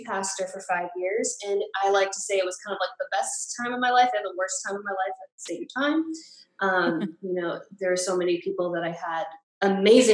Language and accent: English; Massachusetts, United States; also born or lived in New York; I am originally from Massachusetts, just moved back home